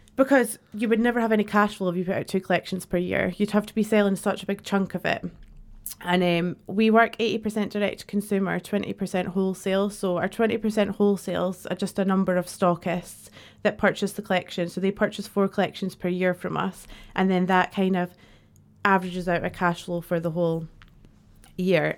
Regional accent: Dundee, Scotland, United Kingdom; moved away as an adult; also born or lived in Edinburgh; I'm from Dundee originally

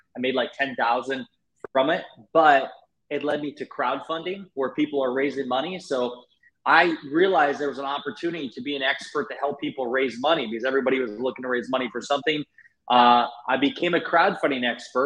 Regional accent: Northeast Iowa, United States; I'm born and raised in Iowa, Northeast Iowa

